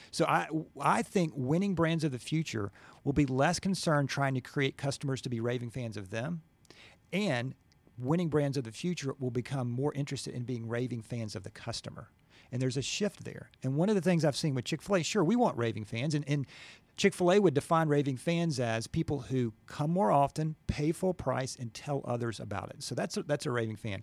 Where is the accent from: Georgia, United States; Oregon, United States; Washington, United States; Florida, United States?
Georgia, United States; Gwinnett; I'm from Gwinnett, went to Norcross High School